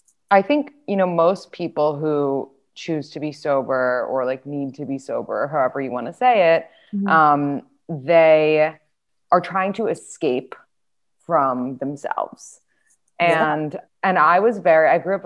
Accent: New York City, New York, United States; I grew up in New York City and like everything was so fast paced

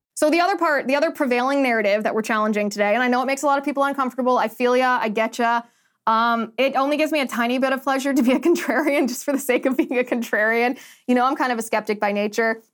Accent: United States; we as the American people

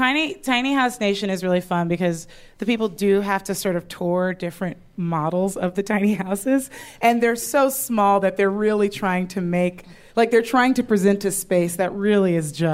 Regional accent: Southern California, United States; I grew up in Southern California

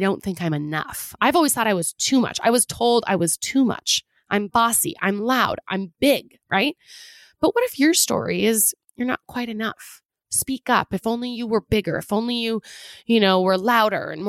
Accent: Pacific Northwest, United States; I'm from the Pacific Northwest

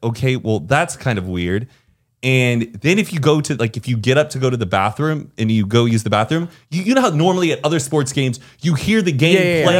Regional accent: United States

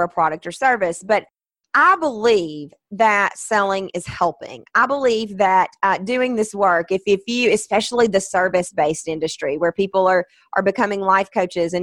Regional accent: the South, United States; I'm from the South

